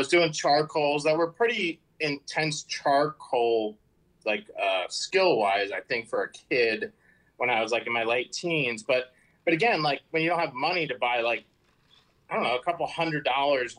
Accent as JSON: {"language": "English", "region": "New Jersey", "country": "United States", "also_born_or_lived": "San Diego", "moved": "as an adult", "said": "I'm from Jersey"}